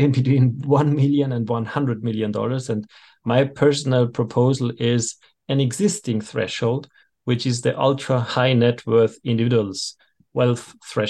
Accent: Austria; I'm from Austria

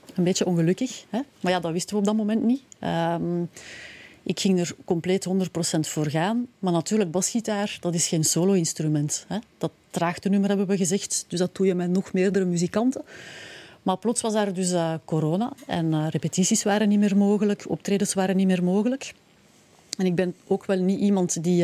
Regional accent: Pellenberg, Flanders, Belgium; also born or lived in Leuven; ik ben afkomstig van Pellenberg, in, Leuven gestudeerd en, hm. en, inderdaad ook een tijd gewoond

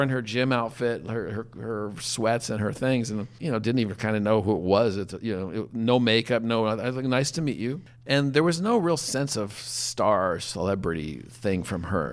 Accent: Colorado, United States; I'm a guy from Colorado, from a German background

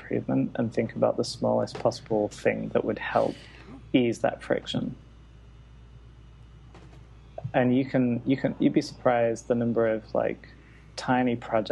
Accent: Manchester, North West England, United Kingdom; moved away; I headed back to Manchester, my hometown, for this year out

